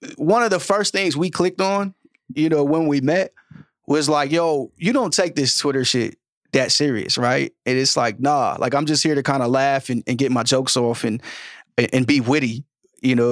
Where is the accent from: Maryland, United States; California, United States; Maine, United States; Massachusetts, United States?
California, United States; Sacramento; now in New York, United States; I'm from Sacramento